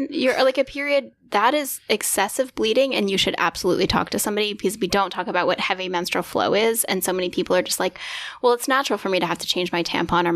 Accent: Huntsville, Alabama, United States; I grew up in Huntsville, Alabama

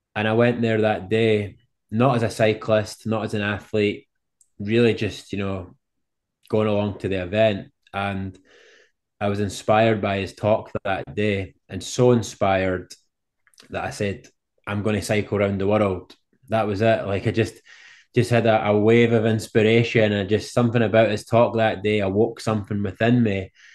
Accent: Scotland, United Kingdom; I'm from Scotland over in the U K.

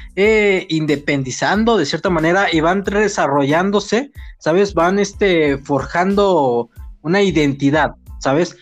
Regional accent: Mexico City, Mexico; nosotros somos chilangos, ¿no? Somos de la Ciudad de México y tenemos nuestros modismos, nuestra jerga y nuestra argot

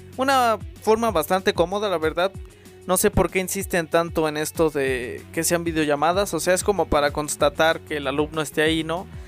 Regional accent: Mexico; aquí en mi país y al menos en mi escuela

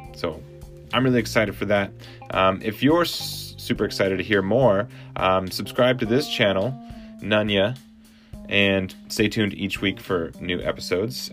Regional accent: Edmonton, Alberta, Canada; moved away as an adult; also born or lived in Saskatoon, Saskatchewan; now in Vancouver, Canada; I was born in Saskatoon, raised in Edmonton

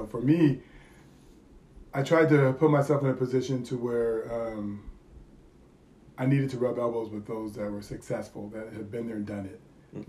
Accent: California, United States; moved away as an adult; I moved here in 2000, and I moved here from California.

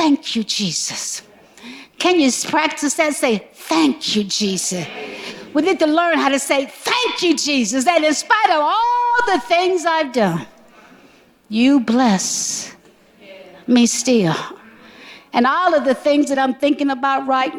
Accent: the South, United States; Growing up in the South, racially intense environments

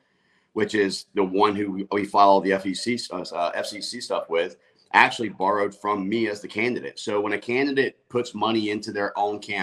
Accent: Florida, United States; I'm a born and raised Florida native

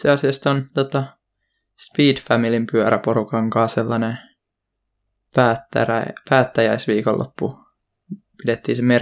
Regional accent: Hyvinkää, Uusimaa, Finland; tällä hetkellä mä oon ihan täällä kotopuolessa Hyvinkäällä.

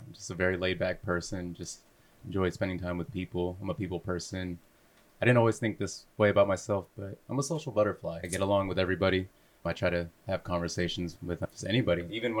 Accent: San Leandro, California, United States; also born or lived in Hayward, California; born in Hayward, but raised in San Leandro. I'm a straight up San Leandro guy. Woodrow Wilson Elementary, born to Woodrow, John Muir, San Leandro High School, and Cal State East Bay.

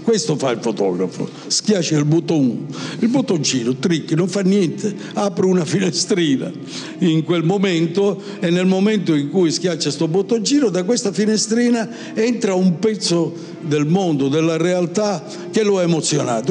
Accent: province of Palermo, Sicily, Italy; first language Italian; also born or lived in Paris; now in Milan, Italy; io sono nato in Sicilia, provincia di Palermo, 76 anni fa

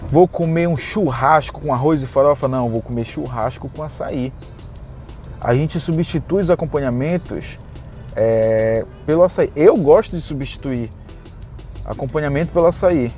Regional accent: Belém, Pará, Brazil; moved away; eu vim do Pará, eu sou de Belém do Pará.

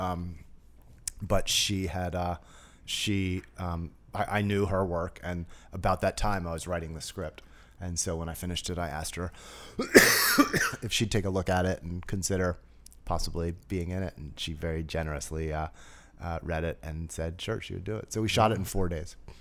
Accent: New Jersey, United States; I grew up in New Jersey, went to public school in New Jersey

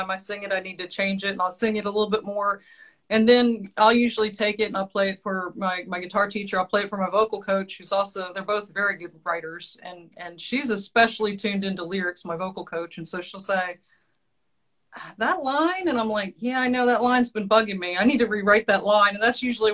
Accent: Eastern Shore of Maryland, United States; I'm from the Eastern Shore of Maryland

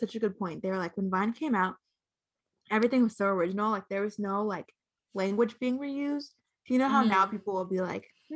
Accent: Southern / Virginia, United States; I'm Southern

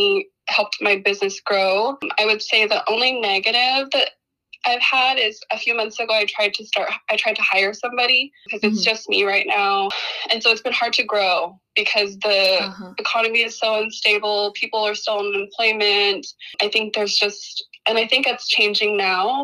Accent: Portland, United States; I was born and raised in Portland

